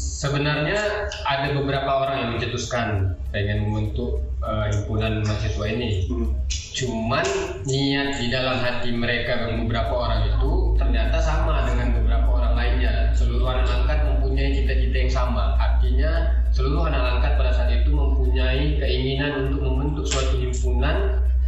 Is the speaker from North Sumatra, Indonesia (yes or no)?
yes; Tanjung Pura, North Sumatra, Indonesia; also born or lived in Medan; asal saya Tanjung Pura